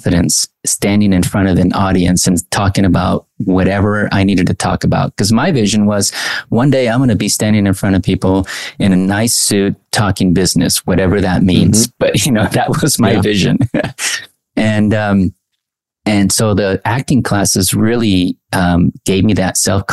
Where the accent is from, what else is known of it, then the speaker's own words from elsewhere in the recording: Anaheim, California, United States; also born or lived in Mexico; I grew up in Anaheim. I was born in Mexico, came at the age at, I think, age two